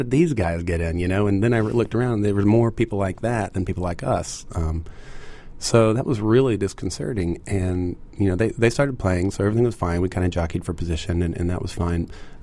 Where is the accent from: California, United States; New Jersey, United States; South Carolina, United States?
South Carolina, United States; Columbia; I grew up in Columbia, South Carolina